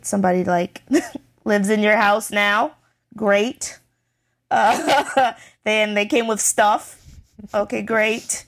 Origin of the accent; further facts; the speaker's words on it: United States; I'm very American